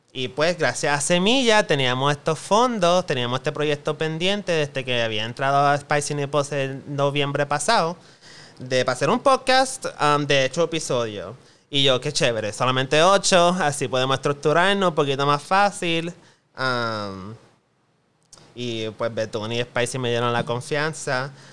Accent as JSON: {"language": "Spanish", "country": "Puerto Rico", "said": "Como gente boricua"}